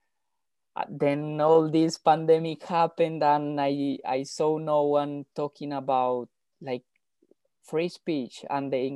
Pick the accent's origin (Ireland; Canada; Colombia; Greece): Colombia; moved away; we come from Colombia, and like is part of our DNA